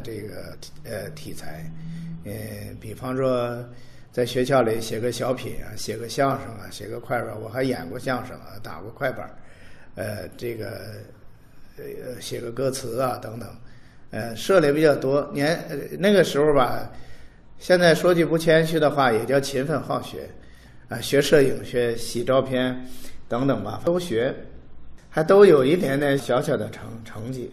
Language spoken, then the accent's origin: Chinese; Anxin, Hebei, China; moved away as an adult; now in Sanya, China; 因为我在老家呢，个人讲呢，在老家呢，生活了十八年，然后在三亚已经，呃，二十多年了，比在河北生活的时间都长，我老家在白洋淀